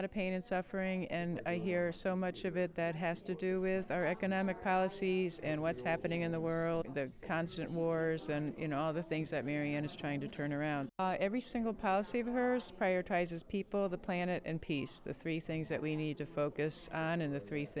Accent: Connecticut, United States; I'm from Connecticut.

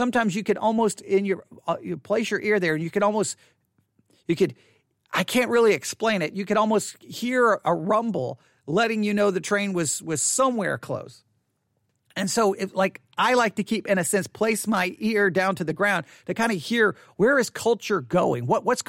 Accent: Buffalo Gap, Texas, United States; I can remember I grew up in Buffalo Gap, Texas, and right there, like you walked across the street from my house, there was like an older house

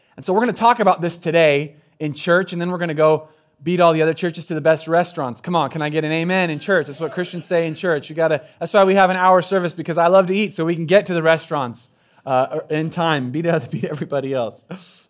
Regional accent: Southern Oregon, United States; moved away; I'm from Southern Oregon, so we use words like gussy up down there

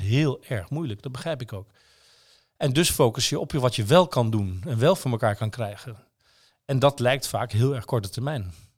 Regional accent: Netherlands; als Nederlanders

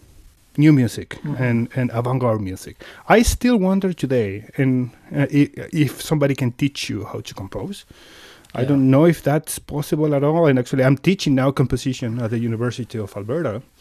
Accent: Mendoza, Argentina; moved away as an adult; now in Edmonton, Canada; I'm originally from Argentina. I'm born and raised in Mendoza, which is the wine region of Argentina

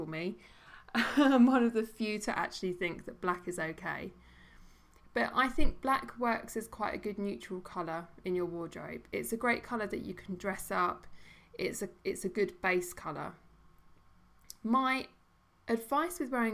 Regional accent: United Kingdom; as British people

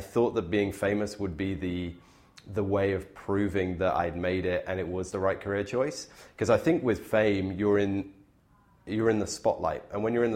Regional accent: Bristol, South West England, United Kingdom; now in Canada; my hometown in Bristol

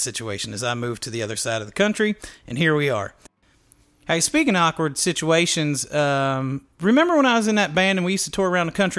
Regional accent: Maryland, United States; growing up in Maryland

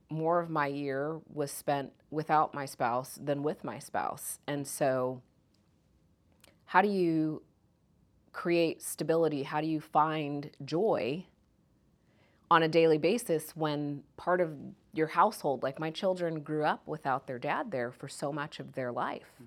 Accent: Kansas, United States; also born or lived in Jamaica; I'm Jamaican by birth. So mm-hmm. I was born in Jamaica, moved to Kansas.

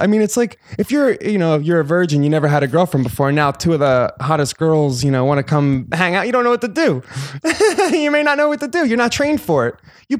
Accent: East Coast, United States; You know, I grew up on the East Coast.

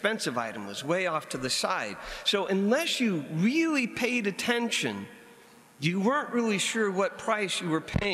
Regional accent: United States; as an American

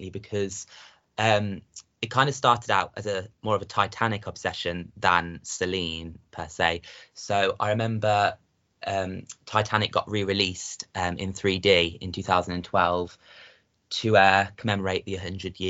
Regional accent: Coventry, West Midlands, United Kingdom; I'm from a place called Coventry in England

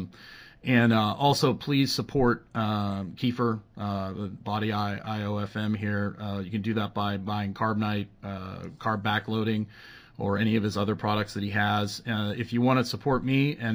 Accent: Edmonton, Alberta, Canada; moved away; Edmonton, Alberta, my hometown

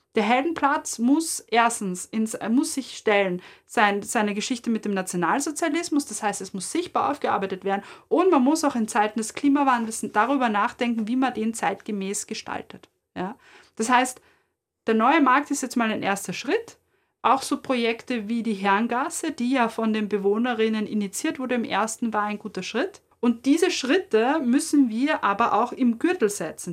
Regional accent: Vienna, Austria; als Wienerin

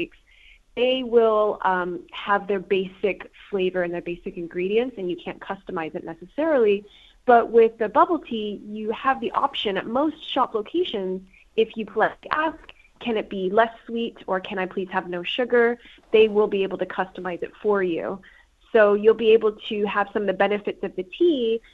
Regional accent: Los Angeles, California, United States; moved away as an adult; now in West Midlands, United Kingdom; I'm originally from the West Coast of America in the Los Angeles area

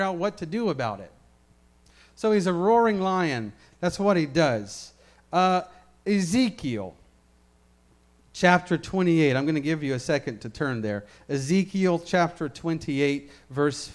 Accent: Memphis, Tennessee, United States; where I grew up in Memphis, we have a zoo

